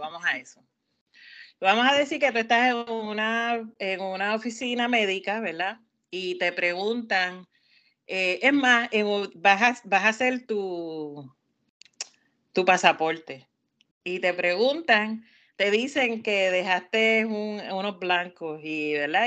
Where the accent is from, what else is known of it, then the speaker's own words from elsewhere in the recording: Puerto Rico; now in Maryland, United States; vengo de Puerto Rico, nací en Puerto Rico, pues soy latina.